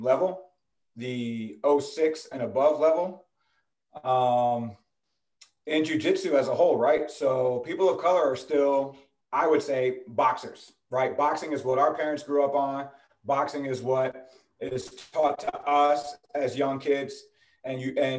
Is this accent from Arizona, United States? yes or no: no; New Jersey, United States; So I'm from New Jersey originally. Grew up in New Jersey.